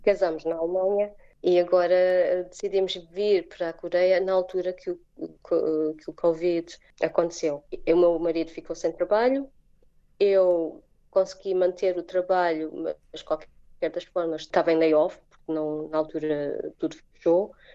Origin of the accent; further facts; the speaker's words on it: Portugal; moved away as an adult; also born or lived in England / Germany / Ireland; now in South Korea; Porque foi a primeira saída de, do nosso país, da família